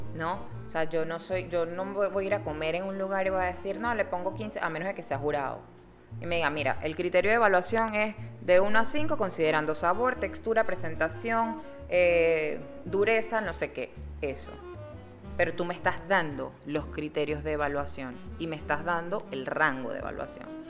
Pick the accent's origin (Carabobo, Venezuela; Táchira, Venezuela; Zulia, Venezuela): Zulia, Venezuela; Maracaibo; now in Panama; yo soy de Maracaibo